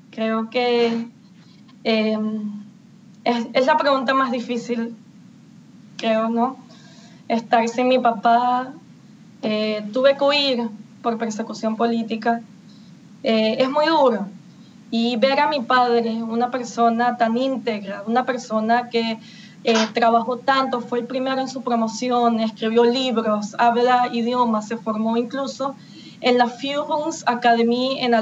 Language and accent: Spanish; Venezuela; Todos somos venezolanos.